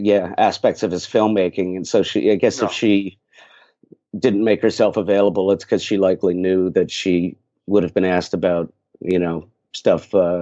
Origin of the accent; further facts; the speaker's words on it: New Jersey, United States; I'm born and raised in North Jersey. I'm 13 miles from the city